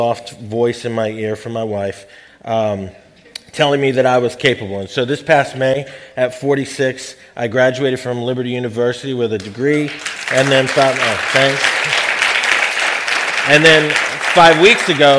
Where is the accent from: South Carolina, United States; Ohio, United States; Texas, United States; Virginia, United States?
Virginia, United States; Ashburn; also born or lived in Nashville, Tennessee; I grew up in Northern Virginia. I was born in Nashville. But grew up in Northern Virginia, primarily went to high school out in Ashburn, the Sterling area